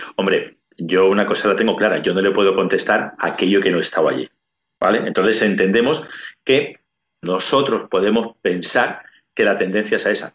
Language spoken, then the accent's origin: Spanish; Spain; soy español